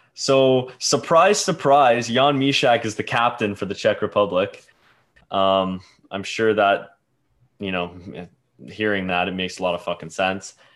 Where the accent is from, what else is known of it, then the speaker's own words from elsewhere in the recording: Canada; accent: Canadian; I'm a Canadian